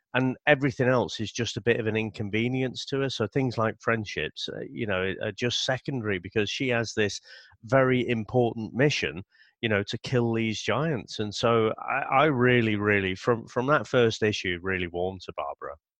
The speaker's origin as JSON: {"language": "English", "country": "United Kingdom", "said": "being British"}